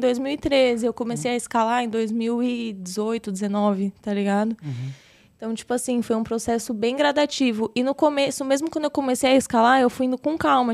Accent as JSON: {"language": "Portuguese", "region": "São Paulo", "country": "Brazil", "tie": "born or raised there", "said": "Eu nasci aqui em São Paulo mesmo. Da hora. Fui criada aqui no caos de São Paulo, pela região do centro."}